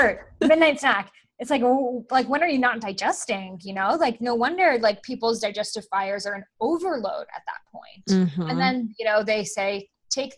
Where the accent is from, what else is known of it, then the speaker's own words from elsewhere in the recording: Boston, Massachusetts, United States; I grew up in Boston